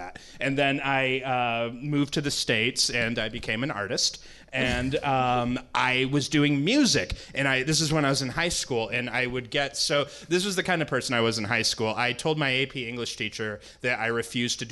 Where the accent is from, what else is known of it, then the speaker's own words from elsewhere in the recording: Sarnia, Ontario, Canada; now in United States; I grew up in Sarnia, Ontario, Canada